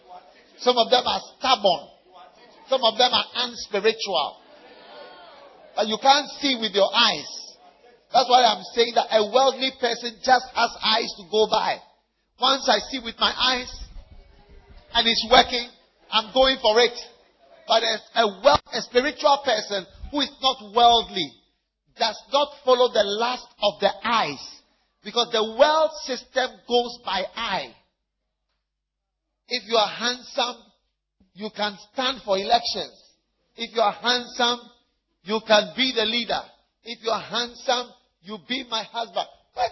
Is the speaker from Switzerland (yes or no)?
yes; Switzerland; now in United States; because I come from Switzerland also.